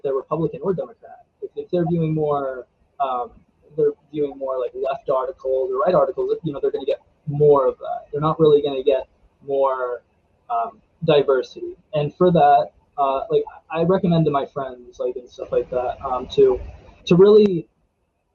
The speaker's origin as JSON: {"language": "English", "town": "Frostburg", "region": "Maryland", "country": "United States", "tie": "born or raised there", "also_born_or_lived": "Silver Spring, Maryland", "said": "But I was born in Silver Spring, Maryland. And then we moved to Allegheny County, and I've pretty much been like around this area the whole time."}